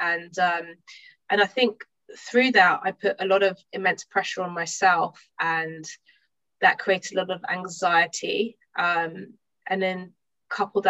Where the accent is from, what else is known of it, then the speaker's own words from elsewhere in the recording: London, United Kingdom; I'm from London. I live in London at the moment.